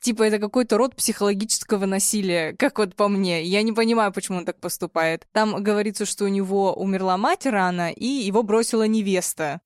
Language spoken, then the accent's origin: Russian; Chelyabinsk, Chelyabinsk Oblast, Russia; я из Челябинска